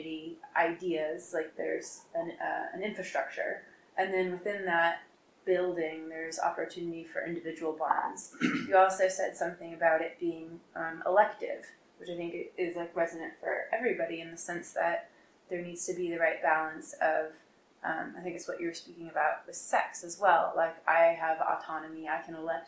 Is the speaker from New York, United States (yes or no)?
yes; New York, United States; I'm from New York